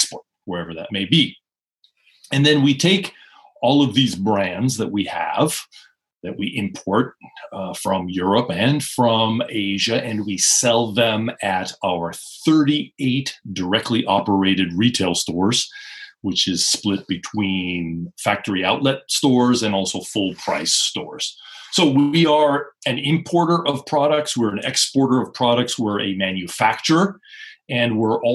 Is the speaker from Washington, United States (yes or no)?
yes; Seattle, Washington, United States; born or raised there; moved away as an adult; also born or lived in Osaka, Japan; now in Japan